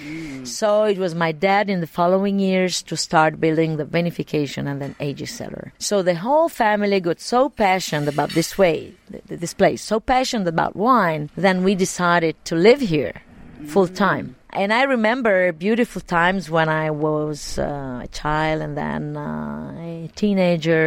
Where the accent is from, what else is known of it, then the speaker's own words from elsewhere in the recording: Montepulciano, Tuscany, Italy; I grew up here in Montepulciano